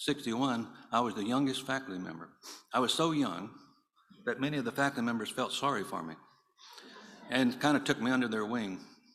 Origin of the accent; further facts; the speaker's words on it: North Carolina, United States; moved away as an adult; also born or lived in Waco, Texas / Houston, Texas; I went to work at the Ridgecrest Baptist Assembly, which was near my hometown in North Carolina